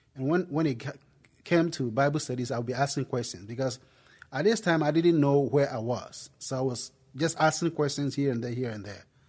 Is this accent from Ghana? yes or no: yes; Ghana; accent: Ghanaian; moved away as an adult; now in United States; I'm originally from Ghana. If, I mean, if you're wondering where the accent came from, it came from, it came from Ghana, West Africa